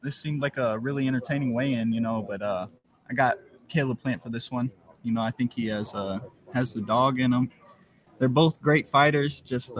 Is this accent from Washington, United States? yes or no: no; St. Louis, Missouri, United States; met him a few times growing up in St. Louis